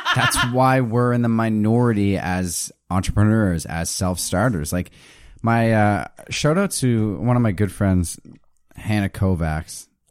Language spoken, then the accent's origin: English; Halifax, Nova Scotia, Canada; I'm from Halifax